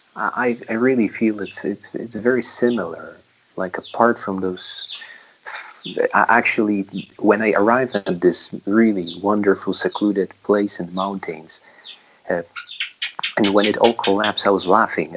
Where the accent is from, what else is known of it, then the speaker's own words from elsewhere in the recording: Poland; moved away as an adult; now in Myanmar; community of lay practitioners in my hometown in Poland